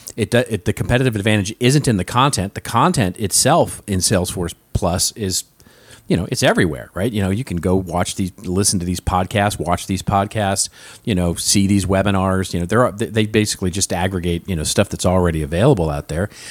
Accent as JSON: {"language": "English", "town": "Los Angeles", "region": "California", "country": "United States", "tie": "born or raised there", "said": "my hometown of Los Angeles"}